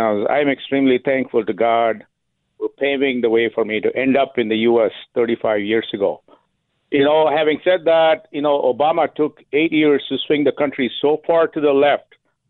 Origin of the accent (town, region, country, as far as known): India; English is a second language; moved away as an adult; now in United States